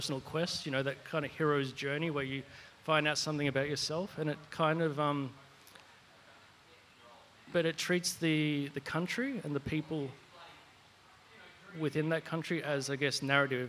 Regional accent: Australia; me being an Australian

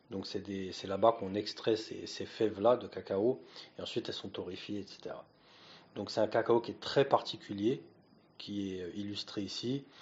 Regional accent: France; Et quand on parle de cacao, en tant que Français, euh, on a des attentes.

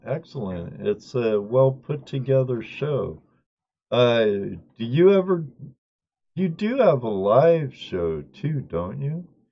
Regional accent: California, United States; I grew up in California, born and raised

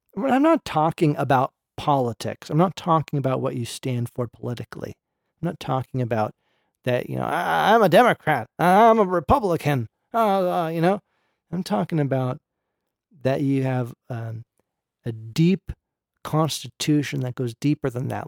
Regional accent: Berkeley, California, United States; I grew up in Berkeley

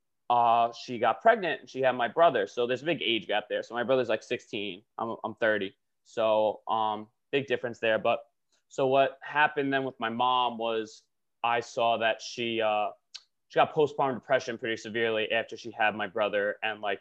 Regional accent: Long Island, New York, United States; moved away as an adult; also born or lived in Buffalo, New York / England; now in Brooklyn, United States; I'm from Long Island. I currently live in Brooklyn, New York

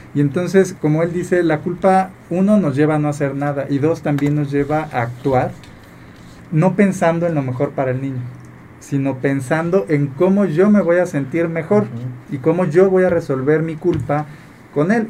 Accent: Mexico; como mexicanos tenemos mucho esta costumbre

